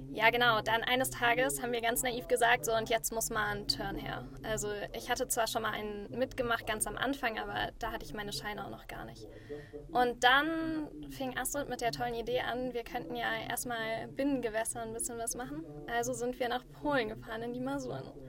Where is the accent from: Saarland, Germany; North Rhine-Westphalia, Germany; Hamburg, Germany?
North Rhine-Westphalia, Germany; Düsseldorf; now in Berlin, Germany; Eigentlich aus Düsseldorf